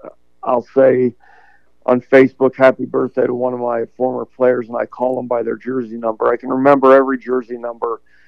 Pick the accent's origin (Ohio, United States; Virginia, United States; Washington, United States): Ohio, United States; Lancaster; I grew up born and raised in Lancaster